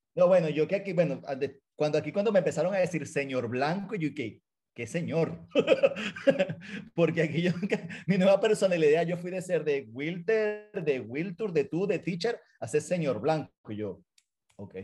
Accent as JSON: {"language": "Spanish", "town": "San Joaquín", "region": "Carabobo", "country": "Venezuela", "tie": "born or raised there", "moved": "as an adult", "lives_now": "United States", "said": "yo soy de San Joaquín, Las Panelas"}